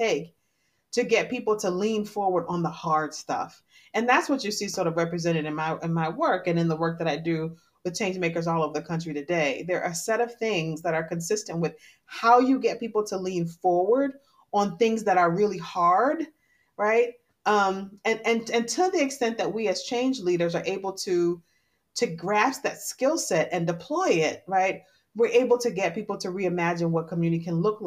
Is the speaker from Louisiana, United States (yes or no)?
no; Detroit, Michigan, United States; I grew up in Detroit at a time when Detroit was really in a tough spot